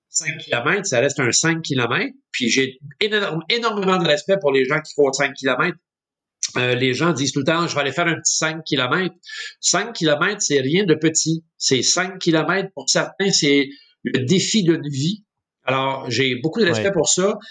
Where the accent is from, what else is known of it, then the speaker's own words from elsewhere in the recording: Montreal, Quebec, Canada; je suis un jeune Montréalais. je suis né à Montréal en fait en 1963.